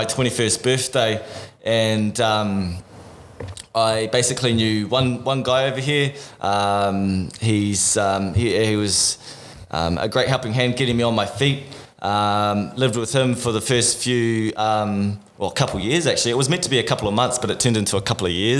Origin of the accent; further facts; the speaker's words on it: Auckland, New Zealand; moved away as an adult; now in Gold Coast, Australia; I was born and raised in Auckland